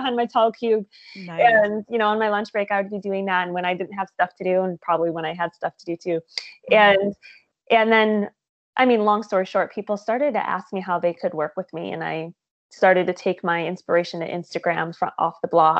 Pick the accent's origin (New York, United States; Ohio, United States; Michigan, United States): Michigan, United States; moved away as an adult; also born or lived in Tampa, Florida; now in California, United States; I am originally from Michigan.